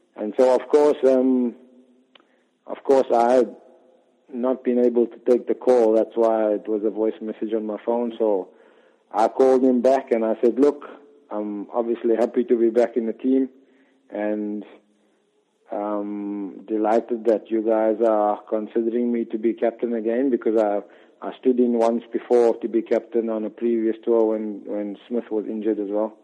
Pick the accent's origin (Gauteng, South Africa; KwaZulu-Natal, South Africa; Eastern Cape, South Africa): Eastern Cape, South Africa; Port Elizabeth; where I grew up in Port Elizabeth